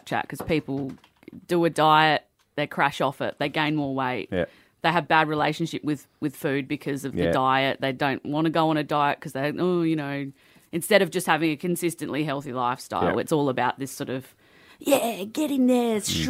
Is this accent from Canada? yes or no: no; Australia; as an Australian...